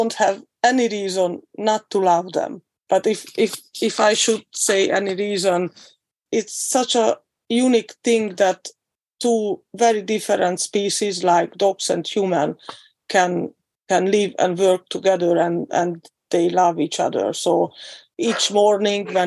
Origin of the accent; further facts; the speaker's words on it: Hungary; I'm from Hungary.